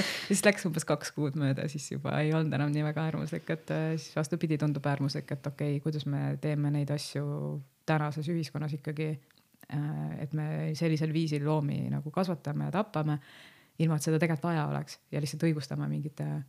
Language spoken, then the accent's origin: Estonian; Lääne County, Estonia; ma olen ise Läänemaalt pärit